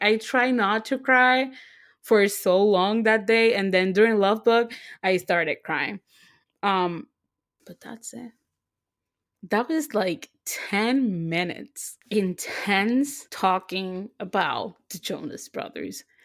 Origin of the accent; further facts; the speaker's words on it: Puerto Rico; moved away; Even though I live here, I always say that I'm from Puerto Rico